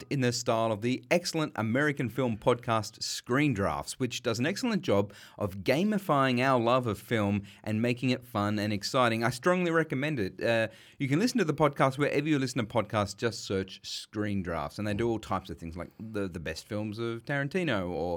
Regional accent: Sydney, New South Wales, Australia; we grew up in Western Sydney, and we want to give a shout-out to the Darug land where we were raised

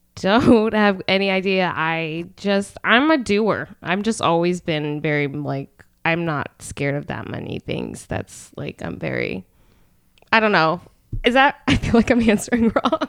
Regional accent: Allentown, Pennsylvania, United States; I'm from Allentown.

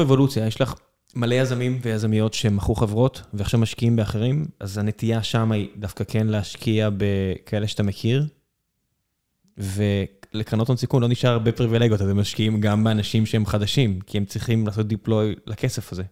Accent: Beersheba, Southern District, Israel; now in Tel Aviv, Israel; כבאר שבעי מלידה

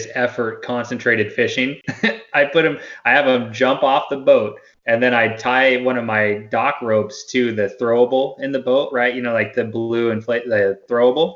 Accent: Wyoming, United States; growing up in Wyoming

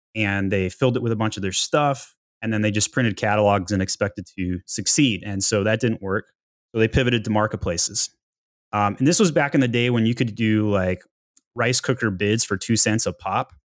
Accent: Utah, United States; now in Atlanta, United States; I grew up in Utah, uh, Weber State Wildcats

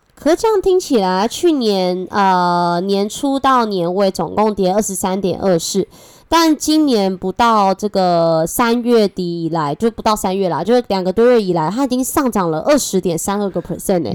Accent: Taipei, Taiwan; also born or lived in Changhua; 我虽然是彰化人，但是我从小在台北长大

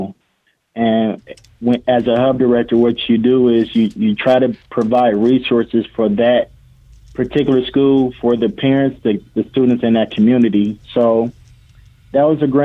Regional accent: Toledo, Ohio, United States; also born or lived in Rensselaer, Indiana; I'm born and raised in Toledo.

